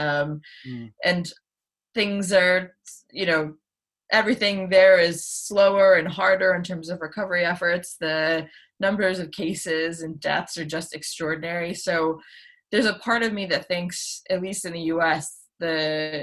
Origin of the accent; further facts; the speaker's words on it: United States; now in United Kingdom; I am American originally